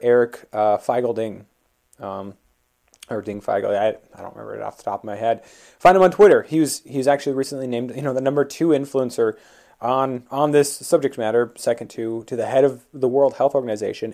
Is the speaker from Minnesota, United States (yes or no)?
yes; Minnesota, United States; my home state, Minnesota